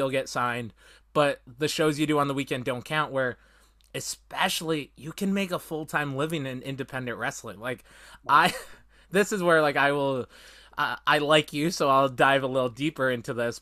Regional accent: Canada; as a Canadian

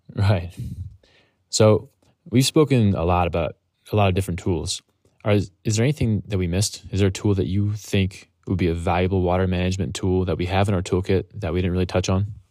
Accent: Ohio, United States; moved away; where I grew up in Ohio, beavers weren't around

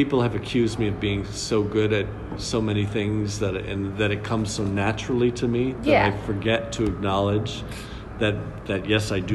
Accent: Milford, Massachusetts, United States; moved away as an adult; now in New York City, United States; I'm originally from Milford, Massachusetts

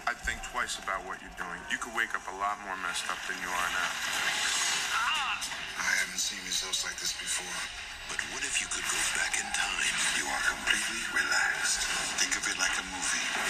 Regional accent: England, United Kingdom; Well, I mean, I grew up in England. I also went to an all girls school

